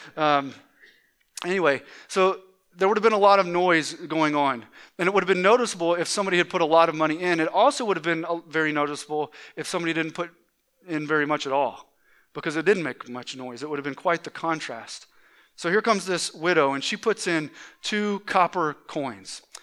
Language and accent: English; Atlanta, Georgia, United States; moved away; i grew up in the Atlanta area uh, in, in Georgia